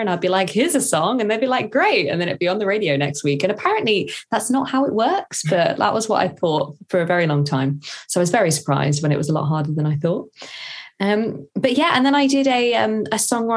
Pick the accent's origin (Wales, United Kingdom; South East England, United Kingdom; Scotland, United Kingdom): South East England, United Kingdom; Woking; moved away as an adult; also born or lived in Durham; now in London, United Kingdom; I am from Woking in Surrey. So from the South, and then studied in the North in Durham, and then moved to London